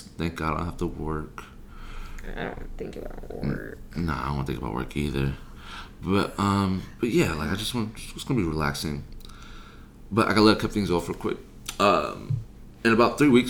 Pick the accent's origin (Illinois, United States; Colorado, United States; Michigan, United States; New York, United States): Illinois, United States; Chicago; I'm from Chicago